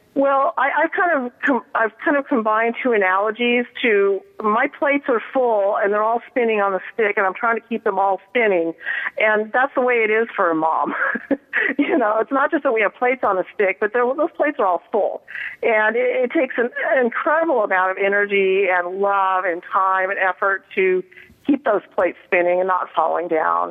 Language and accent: English; Colorado, United States; now in Southern California, United States; I'm from Colorado originally, but I've been living in Southern California for